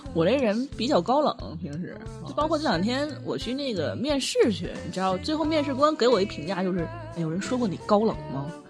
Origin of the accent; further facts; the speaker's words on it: Northeast China, China; accent: Northeastern dialect; 咱东北方言里边一词儿